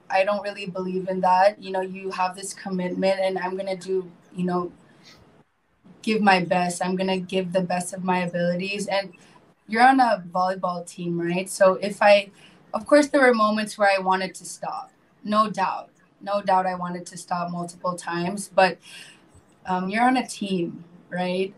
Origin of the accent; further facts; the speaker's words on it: Marin County, north of San Francisco, California, United States; moved away as an adult; now in Philippines; I grew up um, in the States, uh, north of San Francisco, called uh, Marin County.